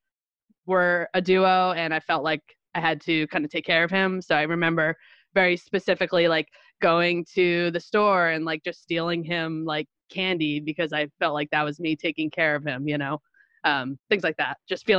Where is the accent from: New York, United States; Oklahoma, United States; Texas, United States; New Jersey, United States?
New Jersey, United States; Little Falls; born or raised there; now in Montclair, United States